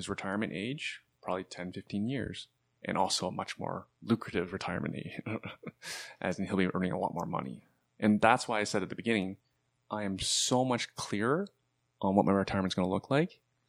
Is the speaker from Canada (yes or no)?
yes; Canada; I love being Canadian. Yeah. Paying taxes, you know, the cost of living here, and it's worth it, right?